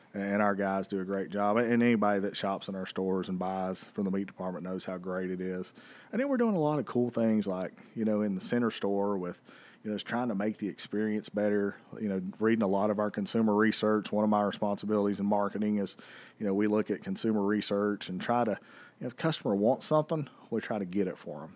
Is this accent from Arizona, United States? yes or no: no; Bristol, Tennessee, United States; I was born and raised two miles from this racetrack